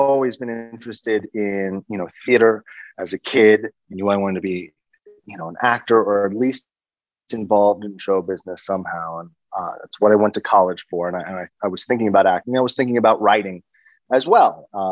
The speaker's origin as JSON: {"language": "English", "town": "New York City", "region": "New York", "country": "United States", "moved": "as an adult", "lives_now": "Los Angeles, United States", "said": "I moved back. I'm from New York City. I moved back there after college"}